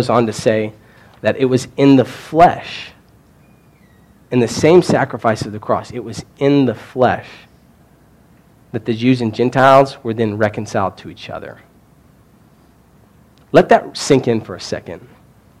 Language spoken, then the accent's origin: English; Kentucky, United States; moved away; I'm from Kentucky